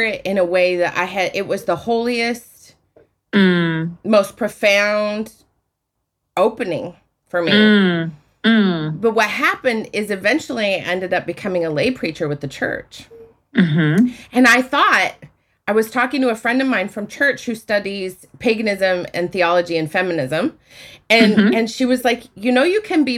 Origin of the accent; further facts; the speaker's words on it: Utah, United States; I grew up in Utah